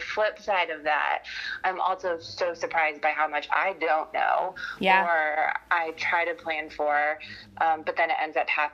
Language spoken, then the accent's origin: English; Michigan, United States; moved away as an adult; also born or lived in Marion, Indiana; now in Indianapolis, United States; home was Michigan when I wasn't in college. So then I moved from Michigan